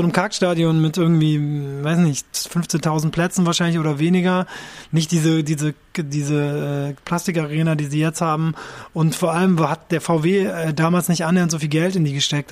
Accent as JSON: {"language": "German", "country": "Japan", "tie": "born or raised there", "moved": "yes", "said": "ich bin in Japan aufgewachsen"}